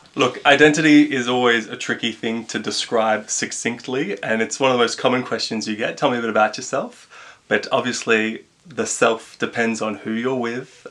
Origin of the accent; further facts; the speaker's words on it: Canberra, Australian Capital Territory, Australia; growing up in Canberra.